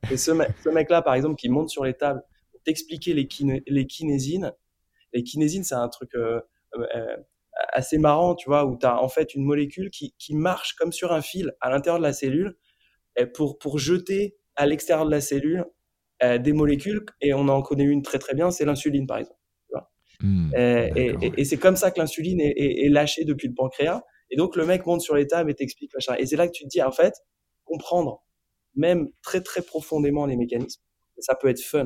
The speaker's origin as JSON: {"language": "French", "country": "France", "also_born_or_lived": "India", "said": "on est des Français, parce qu'on est trois Français quand même"}